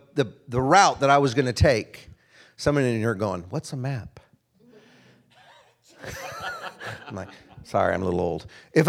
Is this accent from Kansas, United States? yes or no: yes; Wichita, Kansas, United States; now in Castle Rock, United States; I'm from Kansas. It feels good to be home. I was born in Wichita, Kansas.